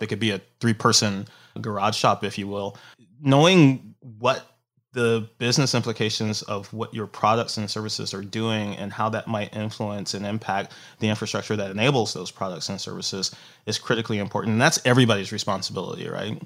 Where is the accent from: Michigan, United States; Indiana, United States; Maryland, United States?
Michigan, United States; Detroit; moved away as an adult; also born or lived in Tokyo, Japan / San Francisco / Seattle; the people that I grew up with back in Detroit